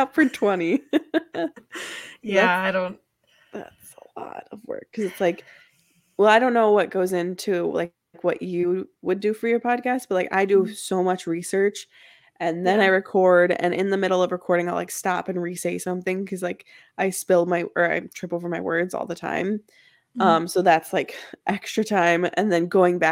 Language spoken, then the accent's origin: English; Midwest, United States; I'm from the Midwest